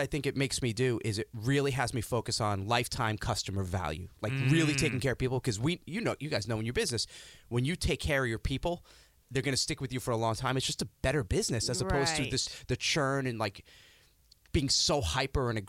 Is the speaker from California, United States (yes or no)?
no; New York, United States; moved away as an adult; also born or lived in Stamford, Connecticut; now in New Canaan, United States; I still say I'm a New Yorker, even though I've been out of New York for almost 20 years. But I'm a nutmegger now. Yeah. I'm up in New Canaan, Connecticut.